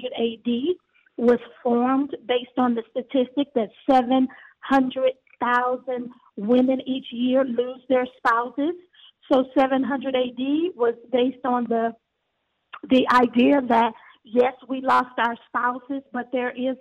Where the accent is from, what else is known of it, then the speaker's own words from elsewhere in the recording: Galveston, Texas, United States; moved away as an adult; now in Houston, United States; I'm from Galveston, Texas. I'm from the island